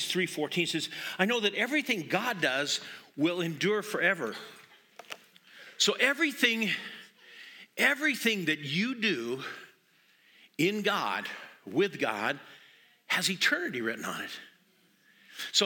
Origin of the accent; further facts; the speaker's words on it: Montana, United States; moved away; I'm from Montana